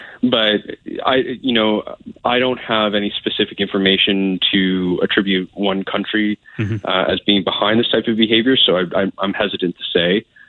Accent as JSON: {"language": "English", "country": "Canada", "said": "So I think it's incumbent upon all of us as Canadian voters and citizens to take very seriously our responsibility to be informed"}